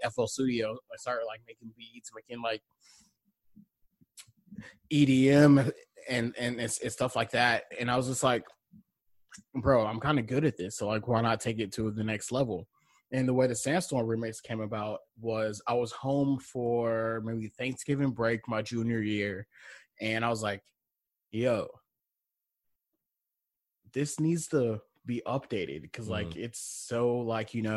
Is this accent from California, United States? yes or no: no; Columbia, South Carolina, United States; accent: Southern; I was born here in Columbia, and when I went to Irmo High School